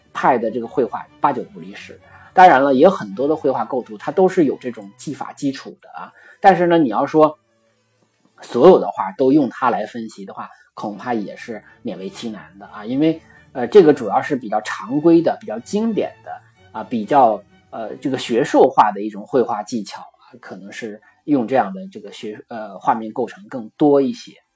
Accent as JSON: {"language": "Chinese", "country": "China", "said": "我们中国人应该更能理解"}